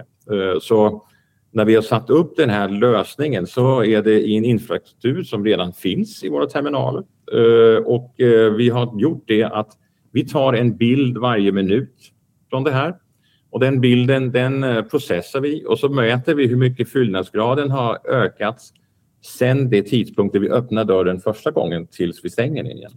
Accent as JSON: {"language": "Swedish", "country": "Denmark", "also_born_or_lived": "Belgium", "moved": "yes", "said": "jag kommer från Danmark"}